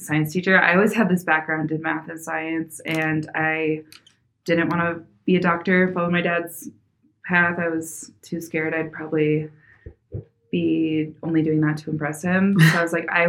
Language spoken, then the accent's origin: English; Colorado, United States; also born or lived in Phoenix, Arizona; I was born and raised in Colorado